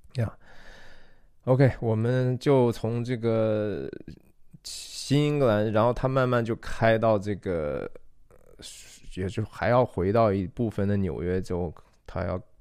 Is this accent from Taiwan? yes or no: no; China; 我，中国人